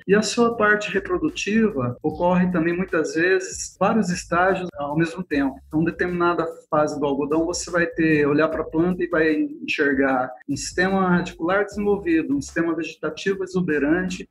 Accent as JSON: {"language": "Portuguese", "region": "Paraná", "country": "Brazil", "also_born_or_lived": "Jaboticabal, São Paulo / Campina Grande, Paraíba", "moved": "as an adult", "lives_now": "Goiânia, Brazil", "said": "no Paraná eu sou paranaense"}